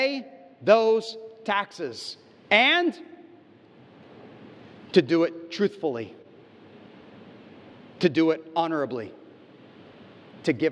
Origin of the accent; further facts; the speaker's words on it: United States; now in Indonesia; my home country, the United States